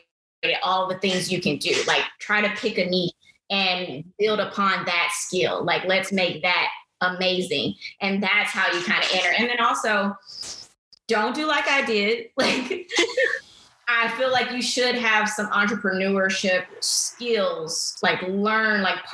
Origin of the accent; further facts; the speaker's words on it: Atlanta, Georgia, United States; moved away as an adult; now in Houston, United States; I grew up in Atlanta